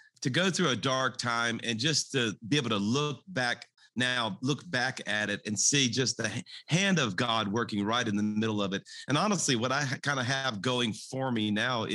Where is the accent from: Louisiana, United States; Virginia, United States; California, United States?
Louisiana, United States; South; I was raised in South Louisiana. I'm a Cajun